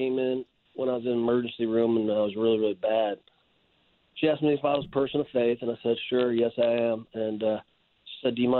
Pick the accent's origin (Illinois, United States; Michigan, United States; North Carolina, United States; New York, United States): Illinois, United States; Chicago; Even though I'm from Chicago, I still listen to you guys on the .com app.